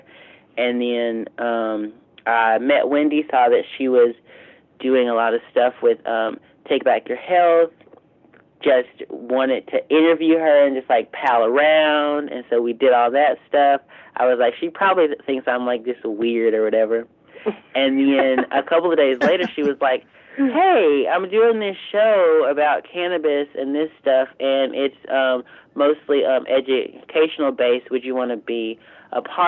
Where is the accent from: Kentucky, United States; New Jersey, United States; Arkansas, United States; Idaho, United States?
Arkansas, United States; southeastern; moved away as an adult; also born or lived in Fayetteville, Arkansas; So I'm from Arkansas, but like I'm from like straight laced southern eastern Arkansas, with like, you know, on the side of a river and, you know, swamps